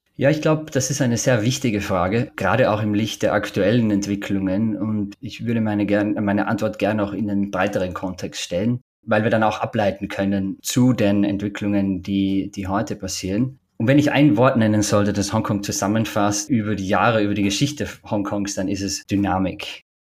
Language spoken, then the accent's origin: German; Oberwölz, Styria, Austria; moved away; also born or lived in Bruck an der Mur; Ich bin in Österreich in der Steiermark geboren, in Oberwölz, kleinsten Stadt der Steiermark.